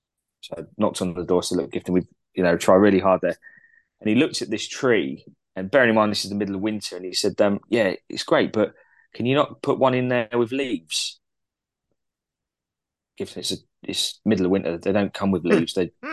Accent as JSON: {"language": "English", "country": "Canada", "said": "I can deal with that because I'm Canadian."}